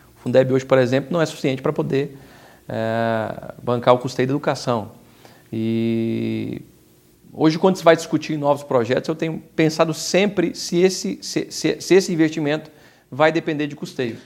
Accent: Aparecida, São Paulo, Brazil; eu nasci em Aparecida, eu sou o primeiro prefeito eleito nascido da cidade. Eu cresci aqui

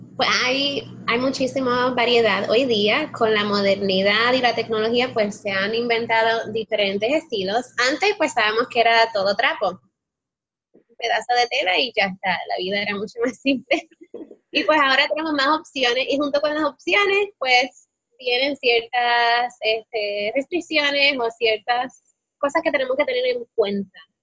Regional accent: Puerto Rico; moved away as an adult; also born or lived in Spain; decidimos regresar a Puerto Rico

